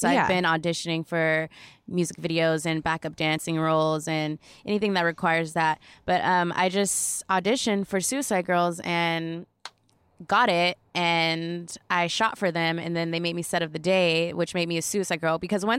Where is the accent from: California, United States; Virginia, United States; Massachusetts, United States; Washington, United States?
California, United States; Orange County; I'm from Orange County, California.